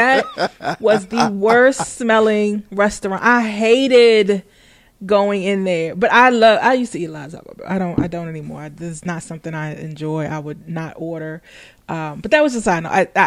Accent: Fort Washington, Maryland, United States; I grew up in Fort Washington

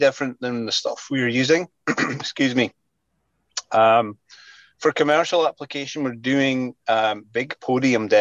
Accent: Scotland, United Kingdom; now in British Columbia, Canada; I'm originally from Scotland

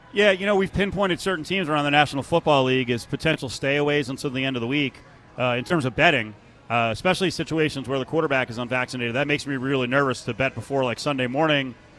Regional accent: New Jersey, United States; now in Las Vegas, United States; back in New Jersey, my home state

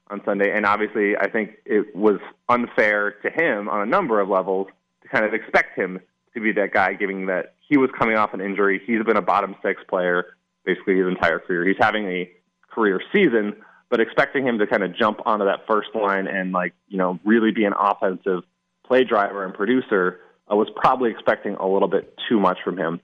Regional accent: Eastern Minnesota, United States; I'm from Eastern Minnesota

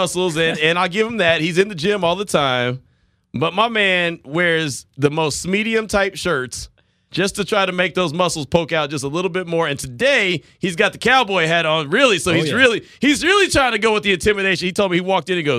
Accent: Central Texas, United States; moved away; I come from Central Texas, and I covered Baylor, the Lady Bears

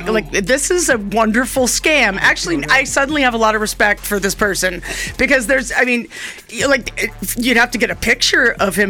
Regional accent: New York City, New York, United States; moved away as an adult; now in Boise, Idaho, United States; She still lives in the same apartment I grew up in Manhattan

